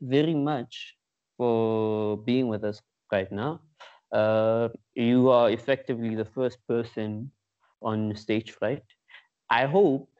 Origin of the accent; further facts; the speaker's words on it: Pretoria, Gauteng, South Africa; moved away as an adult; now in Cape Town, South Africa; I'm from Pretoria, currently in Cape Town for work purposes